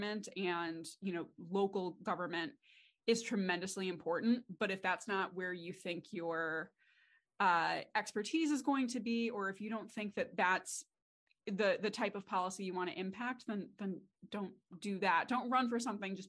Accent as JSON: {"language": "English", "town": "Redford", "region": "Michigan", "country": "United States", "tie": "born or raised there", "said": "I grew up in Redford, which is just outside of Detroit"}